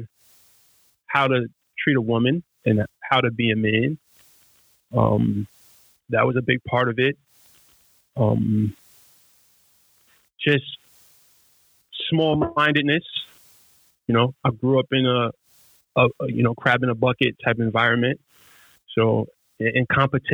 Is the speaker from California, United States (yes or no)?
no; New York City, New York, United States; I'm from Brownsville, Brooklyn, which is one of literally the worst neighborhoods in America